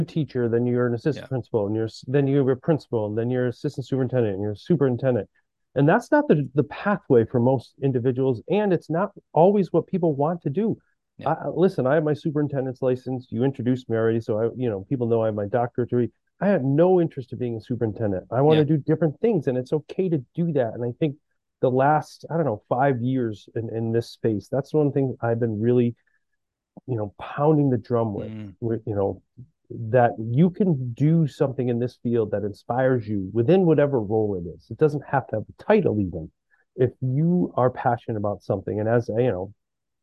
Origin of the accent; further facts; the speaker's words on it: Massachusetts, United States; I'm from Massachusetts